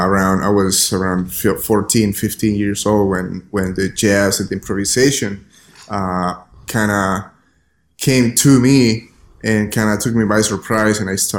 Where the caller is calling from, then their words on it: New Orleans, Louisiana, United States; I'm speaking from the city of New Orleans in Louisiana.